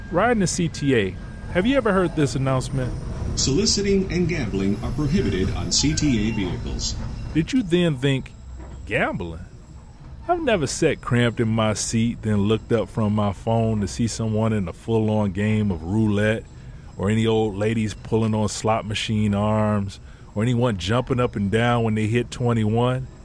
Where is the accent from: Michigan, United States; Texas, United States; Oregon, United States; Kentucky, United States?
Michigan, United States; Detroit; also born or lived in Chicago; I'm a storyteller from Detroit, but I spent a fair amount of time in Chicago riding the CTA.